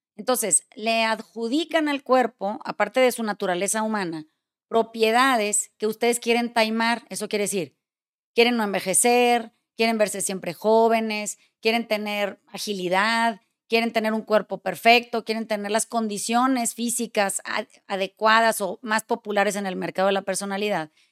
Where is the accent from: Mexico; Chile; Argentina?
Mexico; soy mexicana